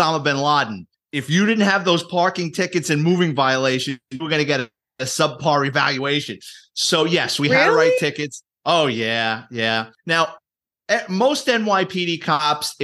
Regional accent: New York City, New York, United States; I grew up in the Bronx, born and raised city kid

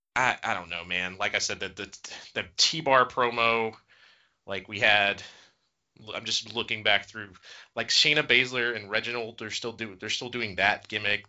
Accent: Gainesville, Georgia, United States; I am from Gainesville, Georgia

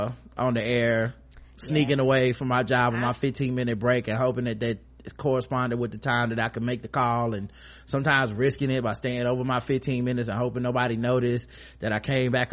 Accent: Jamaica; As a Jamaican, I'm coming with all the bias in the world when I tell you, Karen, that you're gonna love it.

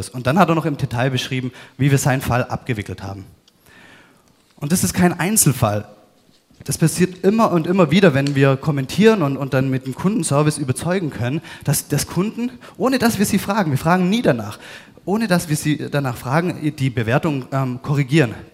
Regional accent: Baden-Württemberg, Germany; Ich, ich bin ähm, Schwabe, bin wieder unten im Süden

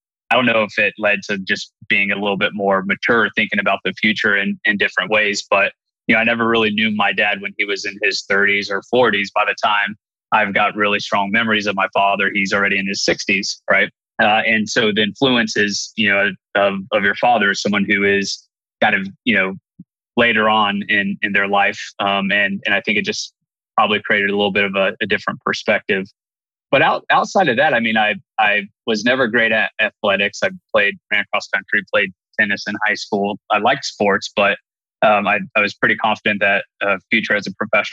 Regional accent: Bellefontaine, Ohio, United States; I'm born and raised in the Bell Fountain, Ohio area

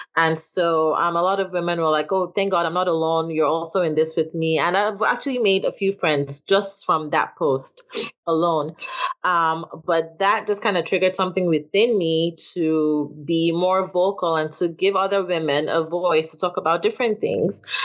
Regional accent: Nigeria; now in Atlanta, United States; I'm Nigerian and I live in Atlanta

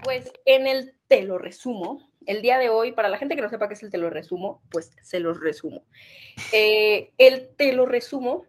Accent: northern Mexico, Mexico; now in Mexico City, Mexico; yo no soy de la Ciudad de México, para la gente que no sabe. Yo soy de un pequeño lugar en el norte

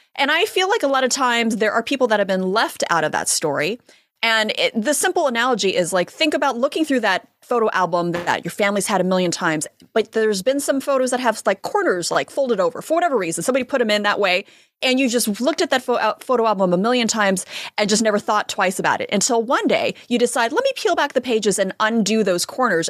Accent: United States; I'm American. I was born here.

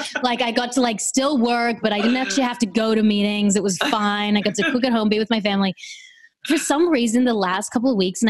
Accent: Australia; now in United States; I'm Australian.

